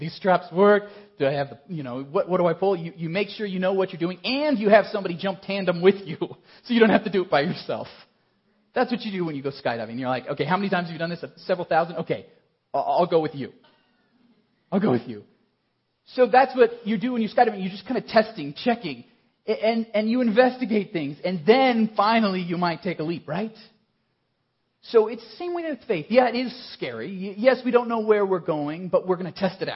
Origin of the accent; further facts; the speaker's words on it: Colorado Springs, Colorado, United States; I grew up in Colorado Springs